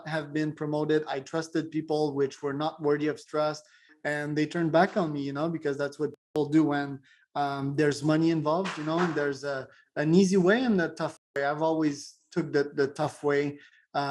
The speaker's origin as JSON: {"language": "English", "region": "Quebec", "country": "Canada", "said": "I'm from Quebec, Canada"}